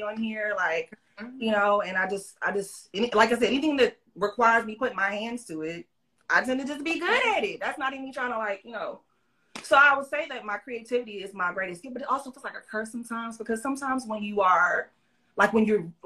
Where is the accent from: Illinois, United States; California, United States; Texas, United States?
Texas, United States; Austin; I'm an Austin, Texas native, born and raised